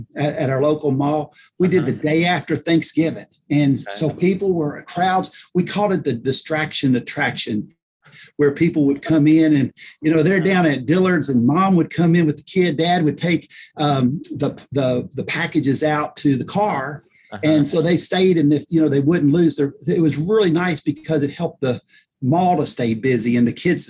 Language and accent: English; Paducah, Kentucky, United States; I'm from Paducah, Kentucky. And so it's where we lived then, and we still live here now